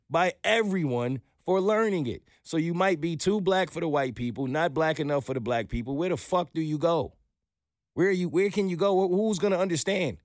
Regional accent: New York, United States; moved away as an adult; now in Atlanta, United States; I'm a New Yorker

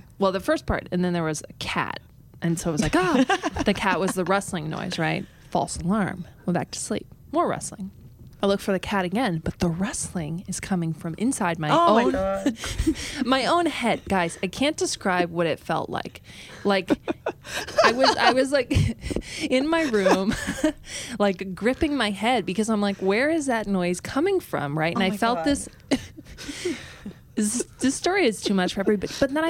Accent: United States; accent: Midwest; I am American. Yeah, exactly. Sound like I'm from the Midwest

